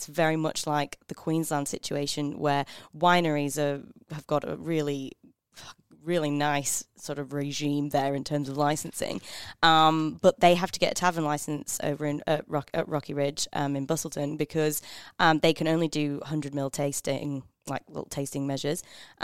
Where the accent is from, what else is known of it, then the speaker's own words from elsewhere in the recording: England, United Kingdom; now in Australia; I'm so English